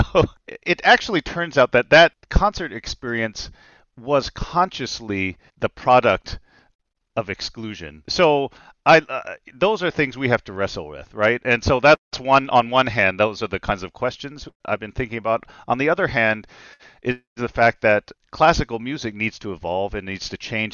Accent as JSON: {"language": "English", "town": "Nashville", "region": "Tennessee", "country": "United States", "tie": "born or raised there", "said": "I grew up in Nashville, Tennessee"}